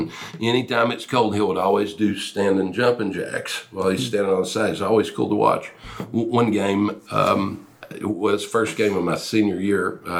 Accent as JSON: {"language": "English", "town": "Mountain City", "country": "United States", "tie": "born or raised there", "said": "Mountain City was I grew up on a farm."}